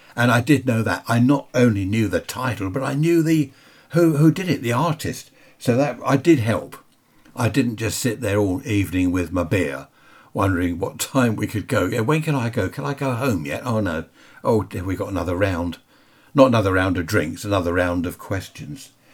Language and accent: English; United Kingdom; we're British.